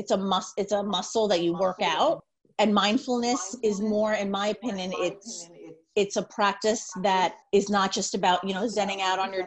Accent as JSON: {"language": "English", "area": "Long Island", "region": "New York", "country": "United States", "also_born_or_lived": "Pennsylvania", "said": "I'm from Long Island."}